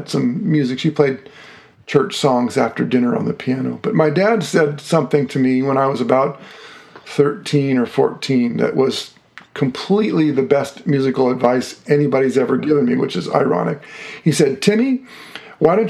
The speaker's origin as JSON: {"language": "English", "town": "Woodland", "region": "California", "country": "United States", "tie": "born or raised there", "also_born_or_lived": "Los Angeles, California / Seattle, Washington", "moved": "as an adult", "lives_now": "Tacoma, United States", "said": "I grew up in a little town called Woodland, which is an agricultural town near Sacramento"}